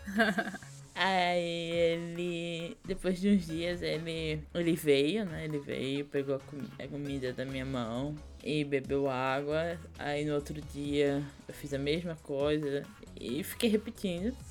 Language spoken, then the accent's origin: Portuguese; Vitória de Santo Antão, Pernambuco, Brazil; accent: nordestino; moved away as an adult; also born or lived in Paraíba; now in São Paulo, Brazil; lá em Pernambuco, na minha cidade, Vitória do Tututão, a gente ficava num, num sítio grande